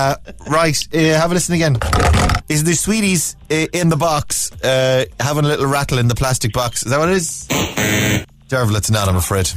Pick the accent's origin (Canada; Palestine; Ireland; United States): Ireland; Ballina, Connacht; moved away; I'm from Ballina as well.